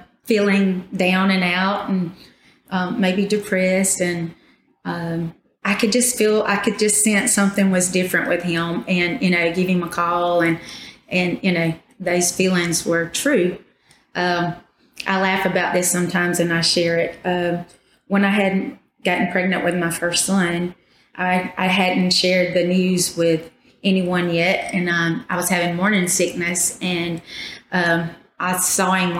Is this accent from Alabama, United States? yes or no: yes; Poarch Creek community, Alabama, United States; I grew up in the Porch community. I've lived here all my life.